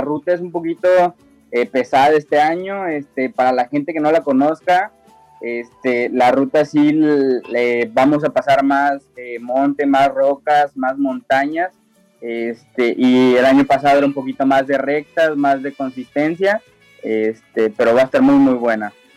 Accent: San Luis Potosí, Mexico; somos originarios de San Luis Potosí

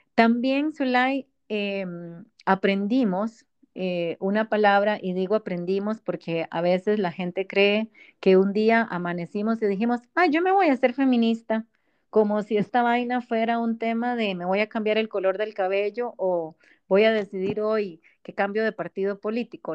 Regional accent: Costa Rica; somos ticas las dos

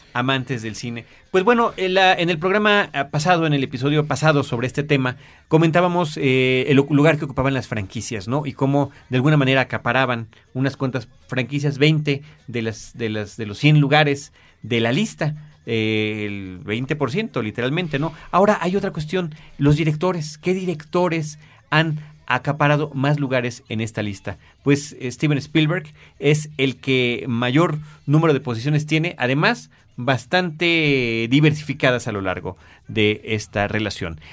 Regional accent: Mexico

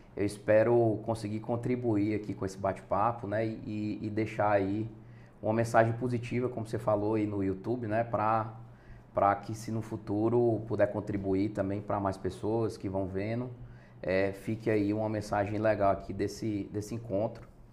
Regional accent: Fortaleza, Ceará, Brazil; eu sou daqui de Fortaleza, Ernesto, nasci aqui em Fortaleza mesmo

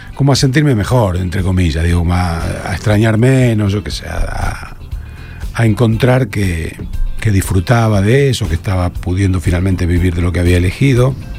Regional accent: Rosario, Santa Fe, Argentina; moved away as an adult; Me fui de Rosario, acá trabajaba, acá donde vivo ahora. Eh, me fui a, los 19

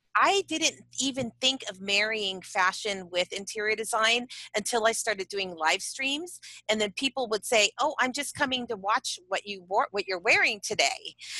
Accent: San Diego, California, United States; we're all mm from San Diego

